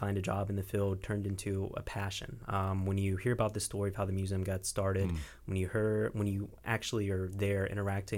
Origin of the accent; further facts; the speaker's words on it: Valdosta, Georgia, United States; I'm originally from Valdosta